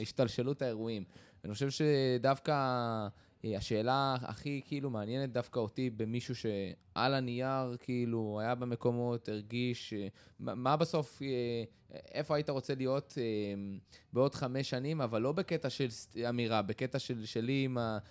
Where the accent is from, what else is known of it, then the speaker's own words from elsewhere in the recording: Israel; אני גדלתי בקיבוץ